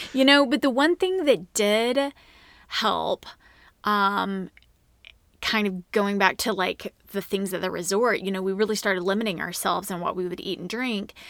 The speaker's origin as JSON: {"language": "English", "region": "Oklahoma", "country": "United States", "moved": "yes", "lives_now": "Dallas, United States", "said": "we're from Oklahoma"}